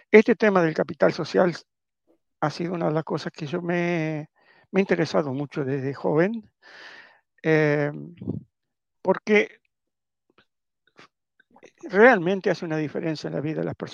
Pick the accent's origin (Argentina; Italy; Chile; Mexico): Italy; Y por lo tanto, como buen italiano, uno eh, como, no, no, solo como buen italiano